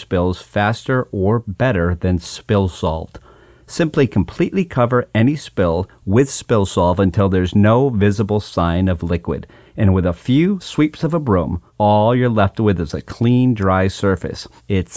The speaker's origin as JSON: {"language": "English", "town": "Hatfield", "region": "Massachusetts", "country": "United States", "tie": "born or raised there", "moved": "yes", "said": "I'm actually back home today in my hometown of Hatfield, Massachusetts"}